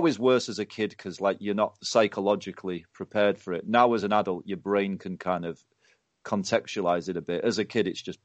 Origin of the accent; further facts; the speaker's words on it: the North of England, United Kingdom; I'm a Northerner